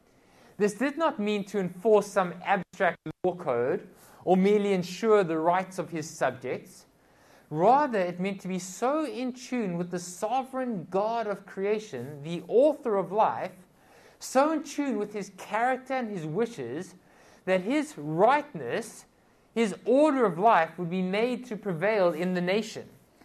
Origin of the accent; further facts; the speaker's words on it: South Africa; I come from South Africa